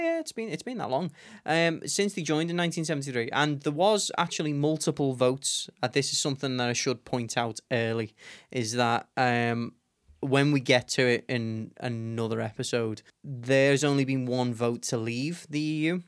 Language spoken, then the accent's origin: English; Liverpool, North West England, United Kingdom; I was born and raised here in Liverpool